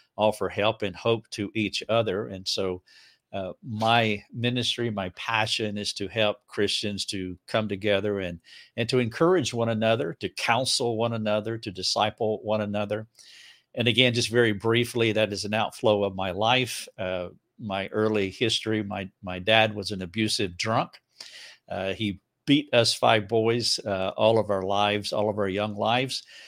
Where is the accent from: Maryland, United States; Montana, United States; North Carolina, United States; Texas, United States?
North Carolina, United States; Charlotte; now in Greenville, United States; I'm from right outside of Charlotte, North Carolina, so it's just a hundred miles away